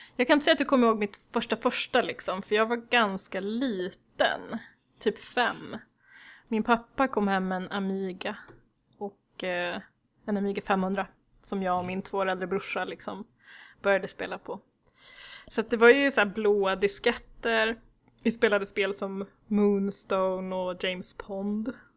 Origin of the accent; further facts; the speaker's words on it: Värnamo, Jönköping County, Sweden; jag växte upp i Värnamo i Småland